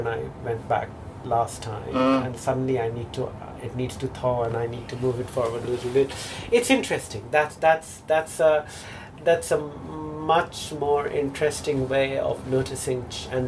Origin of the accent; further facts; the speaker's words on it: India; first language Bengali; English is a second language; moved away as an adult; the country of my birth? Yes and no. I go back to India every year